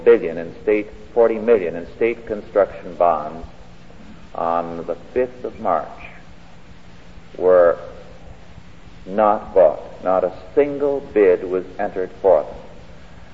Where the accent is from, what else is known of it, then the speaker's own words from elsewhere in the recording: California, United States; I grew up here in California